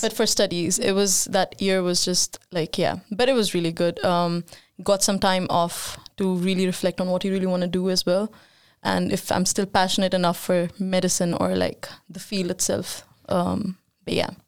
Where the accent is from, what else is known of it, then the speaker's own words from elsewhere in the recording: India; now in Sweden; I moved, uh, to Sweden seven years ago, and I'm from India